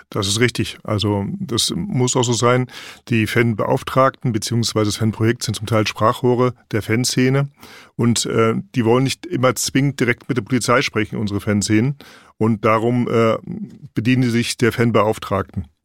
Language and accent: German; Delmenhorst, Lower Saxony, Germany; Ja, Atlas Telmenhorst natürlich, wo ich herkomme.